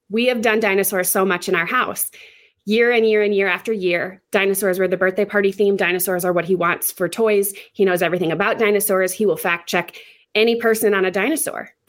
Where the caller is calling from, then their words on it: South Dakota, United States; I am in South Dakota.